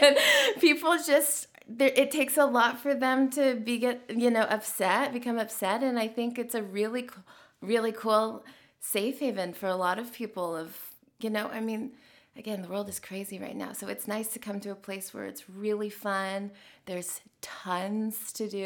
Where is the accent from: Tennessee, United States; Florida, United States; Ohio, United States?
Tennessee, United States; Nashville; growing up here